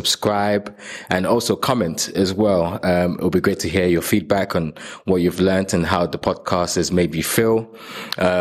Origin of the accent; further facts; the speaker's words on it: Nigeria; I was born in Nigeria